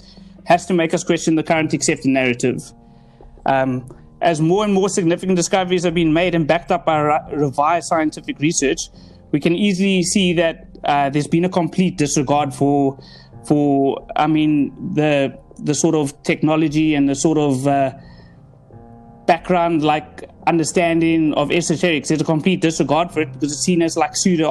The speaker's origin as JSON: {"language": "English", "town": "Cape Town", "region": "Western Cape", "country": "South Africa", "said": "I'm originally from Cape Town, South Africa"}